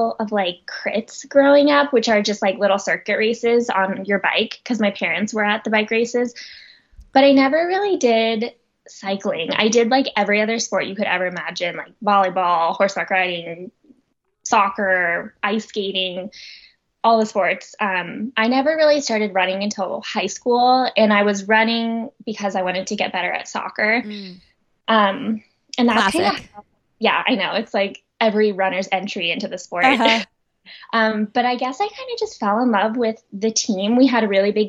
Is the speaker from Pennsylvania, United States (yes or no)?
no; Oakland, California, United States; now in Boulder, United States; originally from Oakland, California. So Northern California